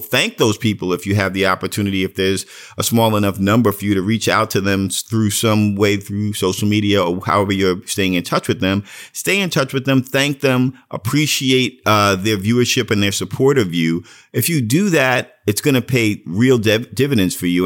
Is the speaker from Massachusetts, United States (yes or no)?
no; New York City, New York, United States; moved away; I was from Brooklyn